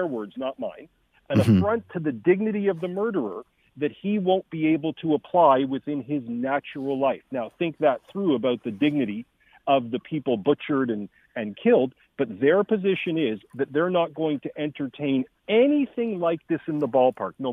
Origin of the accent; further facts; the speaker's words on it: Canada; as a Canadian citizen and political commentator